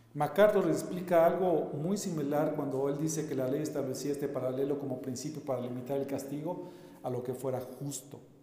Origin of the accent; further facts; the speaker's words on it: Mexico; nosotros como mexicanos